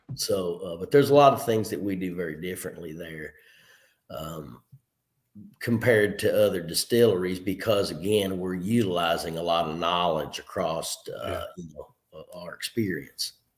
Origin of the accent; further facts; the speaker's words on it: Clinton County, south central Kentucky, United States; also born or lived in Covington, Kentucky / Pikeville, Kentucky; i graduated from clinton county high school shout out to my hometown there in south central kentucky